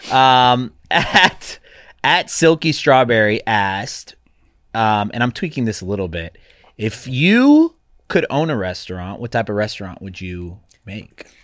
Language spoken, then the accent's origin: English; Atlanta, Georgia, United States; I grew up in Atlanta